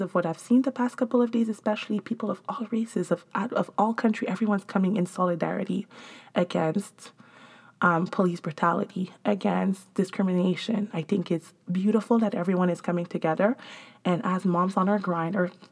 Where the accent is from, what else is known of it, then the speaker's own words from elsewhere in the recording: Montreal, Quebec, Canada; moved away; I'm from Montreal